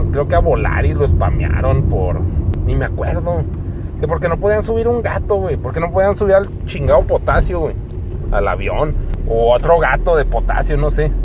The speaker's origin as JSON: {"language": "Spanish", "region": "Chihuahua", "country": "Mexico", "tie": "born or raised there", "said": "aquí nací y aquí voy a morir"}